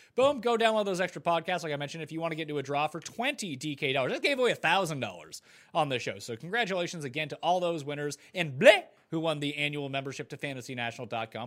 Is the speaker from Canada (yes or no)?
yes; Canada; I'm Canadian